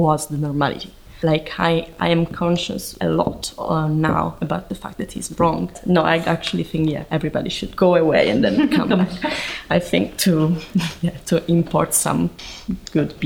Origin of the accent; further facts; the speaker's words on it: Italy; English is a second language; moved away; I'm from Italy